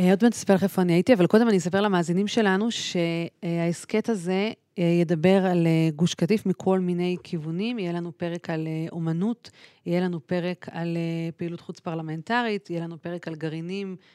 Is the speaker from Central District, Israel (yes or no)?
yes; Kfar Saba, Central District, Israel; אני גדלתי בכפר סבא